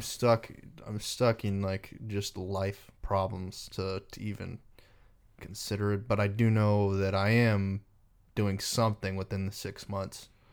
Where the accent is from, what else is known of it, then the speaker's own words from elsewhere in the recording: Texas, United States; also born or lived in Reno, Nevada; I was born in Reno, uh, moved to Texas when I was eight years old